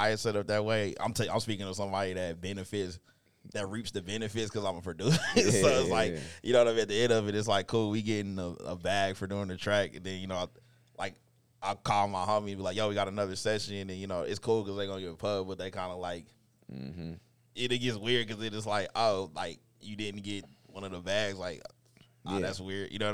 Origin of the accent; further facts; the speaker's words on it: Kansas City, Missouri, United States; I'm from Kansas City